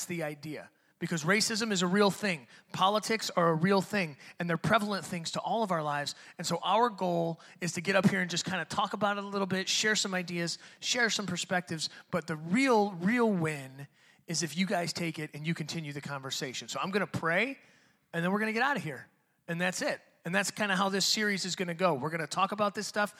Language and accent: English; Detroit, Michigan, United States; I'm a white dude, but I grew up in Detroit and I was the only white dude on my block